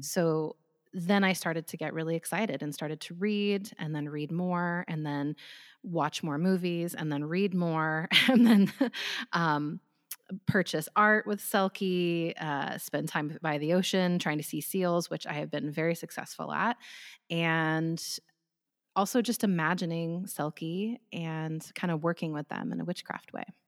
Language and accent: English; United States; I'm from the United States